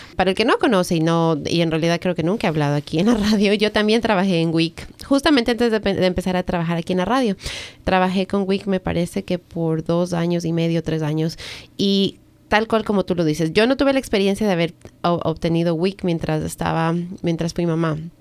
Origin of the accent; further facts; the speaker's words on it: Ecuador; now in United States; yo nací en Ecuador